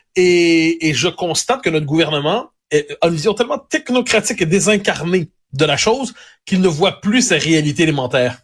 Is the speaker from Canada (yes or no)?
yes; Quebec, Canada; chez nous, au Québec